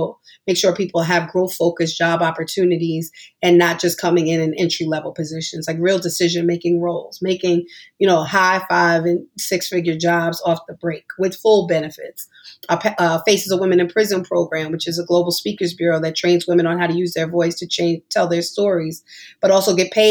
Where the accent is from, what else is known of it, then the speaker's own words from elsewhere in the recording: New York, United States; we're all from New York